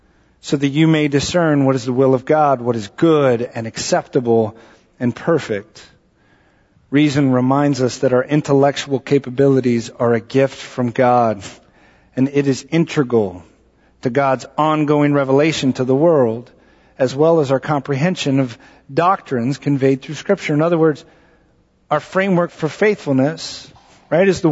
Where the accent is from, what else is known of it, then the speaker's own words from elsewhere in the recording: Texas, United States; moved away; I'm from Texas